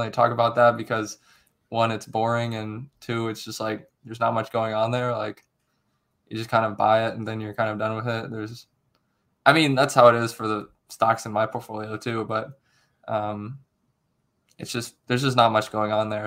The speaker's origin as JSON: {"language": "English", "town": "Akron", "region": "Ohio", "country": "United States", "moved": "as an adult", "lives_now": "Cincinnati, United States", "said": "I'm originally from, uh, near Akron, Ohio. Um, right now I'm in Cincinnati"}